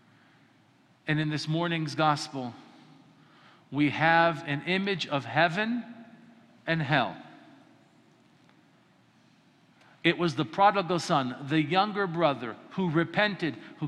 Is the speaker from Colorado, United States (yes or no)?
yes; Colorado, United States; I grew up in Colorado and there's prairies